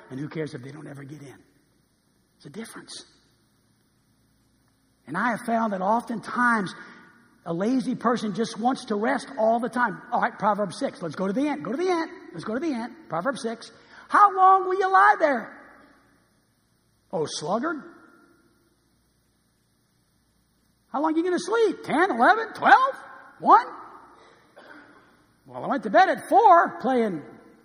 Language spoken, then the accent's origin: English; New Orleans, Louisiana, United States; I was born and raised in New Orleans, Louisiana